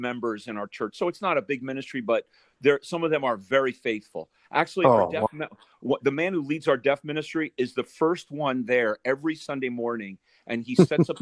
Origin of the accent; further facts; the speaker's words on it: outside of New York City, United States; now in New York City, United States; I grew up outside of New York City and familiar with it